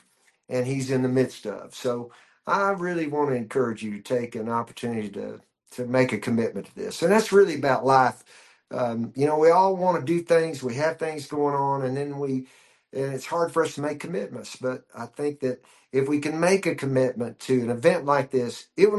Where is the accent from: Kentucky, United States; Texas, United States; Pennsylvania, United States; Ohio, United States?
Kentucky, United States; moved away as an adult; also born or lived in Nashville; I was born and raised in Kentucky, then spent a lot of my life in Nashville and finally came west in years later.